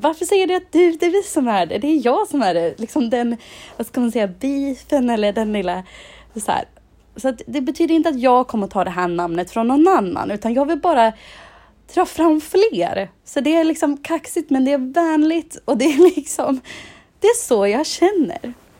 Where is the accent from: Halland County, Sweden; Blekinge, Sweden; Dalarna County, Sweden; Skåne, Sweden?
Dalarna County, Sweden; Insjön; moved away; i byn där jag kommer ifrån i Dalarna, i Insjön